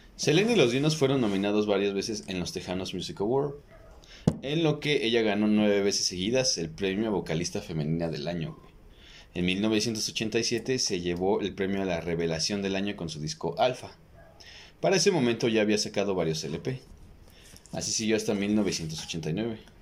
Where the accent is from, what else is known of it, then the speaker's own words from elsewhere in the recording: Mexico; en vez de que nos enfoquen como cultura mexicana